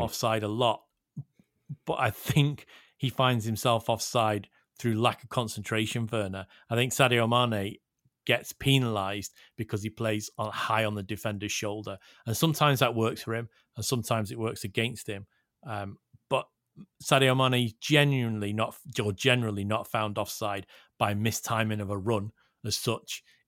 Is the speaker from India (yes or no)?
no; Liverpool, North West England, United Kingdom; I am born and bred in Liverpool.